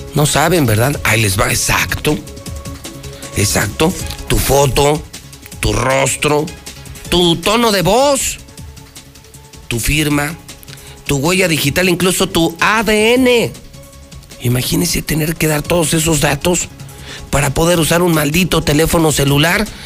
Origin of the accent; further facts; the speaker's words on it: Mexico; somos mexicanos. Y en Aguascalientes más.